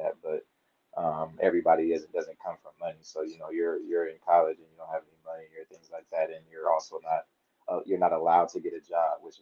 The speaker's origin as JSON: {"language": "English", "town": "Inglewood", "region": "California", "country": "United States", "tie": "born or raised there", "said": "I was born in Inglewood, California. I went to Inglewood High School"}